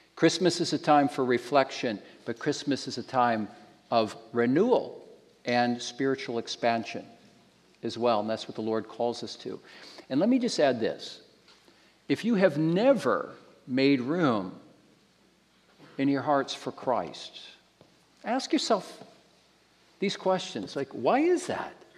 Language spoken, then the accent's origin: English; United States; moved away; I grew up in the States